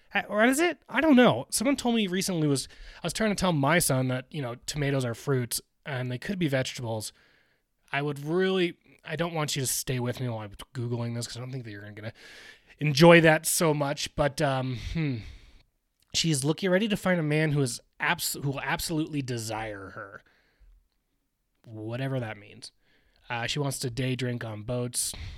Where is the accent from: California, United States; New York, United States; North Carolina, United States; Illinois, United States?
California, United States; Newport Beach; my hometown, Newport Beach